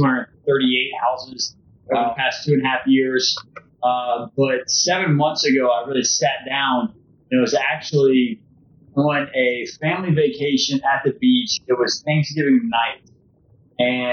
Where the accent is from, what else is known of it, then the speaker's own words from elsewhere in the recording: Baton Rouge, Louisiana, United States; moved away as an adult; also born or lived in Oxford, Mississippi; now in Tampa, United States; born and raised in Louisiana